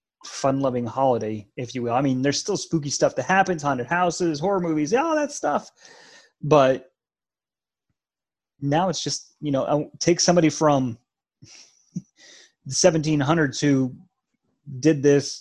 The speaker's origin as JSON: {"language": "English", "region": "Colorado", "country": "United States", "tie": "born or raised there", "said": "especially growing up in Colorado. Our Halloween traditions, we've talked about this before, was bundling up so you couldn't really see our costume anyway because it was so cold and usually snowed."}